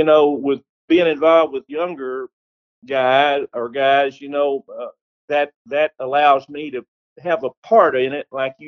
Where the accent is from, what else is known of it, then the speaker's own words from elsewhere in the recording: Texas, United States; I'm from Texas